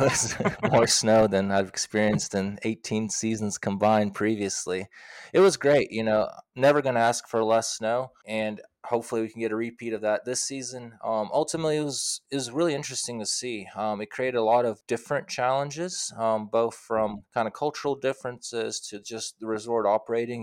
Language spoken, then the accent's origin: English; Knoxville, Tennessee, United States; moved away as an adult; also born or lived in Moscow, Russia / Davis, California; now in Nevada, United States; I spent from fourth grade on, I grew up in, in Knoxville, Tennessee